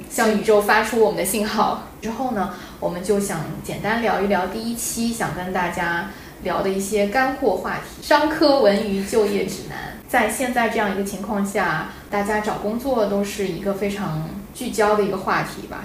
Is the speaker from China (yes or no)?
yes; China; moved away as an adult; also born or lived in Beijing / Shanghai; 我们作为土生土长的中国人，看很多华语内容长大